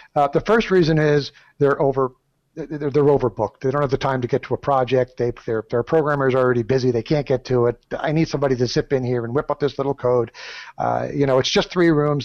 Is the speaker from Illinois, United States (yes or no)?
no; Southern California, United States; I'm from Southern California. We're not so mellow down here